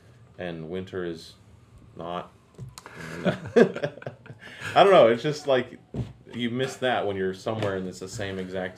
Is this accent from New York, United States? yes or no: no; Ohio, United States; moved away; Well, I grew up in Ohio